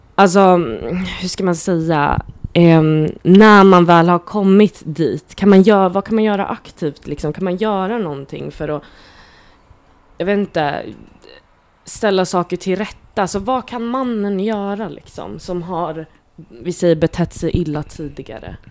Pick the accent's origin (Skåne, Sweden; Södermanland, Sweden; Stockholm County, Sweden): Stockholm County, Sweden; Nacka; also born or lived in Gröndal, Stockholm; jag är uppväxt i Fisksätra